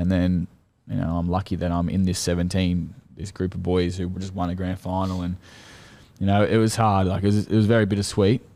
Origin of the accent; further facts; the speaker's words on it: Central Coast, New South Wales, Australia; moved away; my hometown, Central Coast